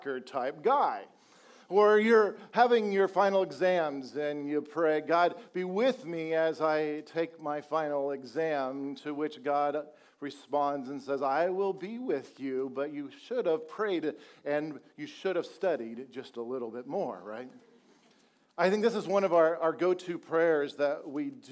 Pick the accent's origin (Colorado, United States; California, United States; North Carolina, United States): Colorado, United States; now in Texas, United States; I'm originally from Colorado